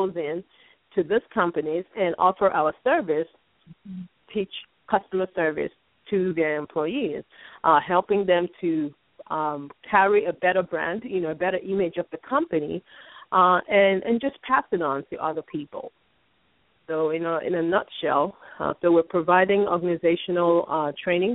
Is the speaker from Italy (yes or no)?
no; Nigeria; now in United States; Growing up in Nigeria